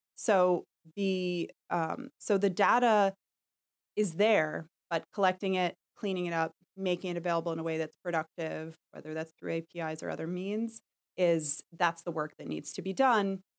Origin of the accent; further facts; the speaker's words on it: New York City, New York, United States; I was born in Manhattan, I grew up in, in Park Slope, I've lived in the city a long time